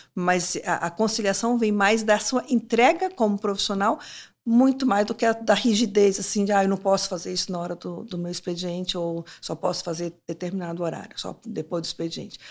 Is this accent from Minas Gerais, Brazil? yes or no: yes; Timóteo, Minas Gerais, Brazil; moved away; lá na minha, lá em Timóteo, a minha mãe virou para mim e falou assim: "Olha, eu quero que vocês aprendam inglês"